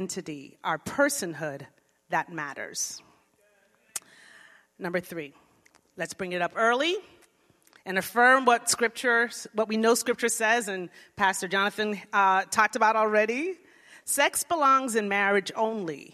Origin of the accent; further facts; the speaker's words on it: Florida, United States; moved away as an adult; also born or lived in Jamaica; now in Riverside, United States; I grew up in Florida